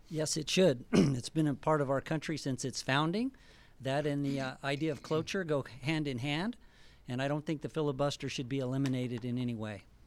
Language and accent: English; Albuquerque, New Mexico, United States; now in Boise, United States; My wife and I are, uh, originally from New Mexico.